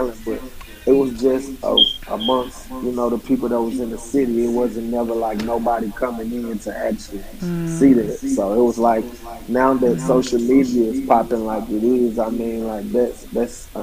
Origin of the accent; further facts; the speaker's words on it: Blytheville, Arkansas, United States; moved away as an adult; now in St. Louis, United States; I'm originally from Blytheville, Arkansas.